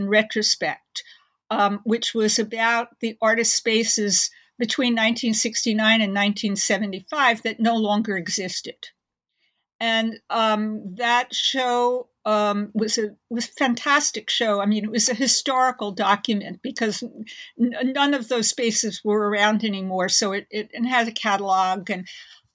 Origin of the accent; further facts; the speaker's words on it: New York, United States; I grew up in Manhattan in New York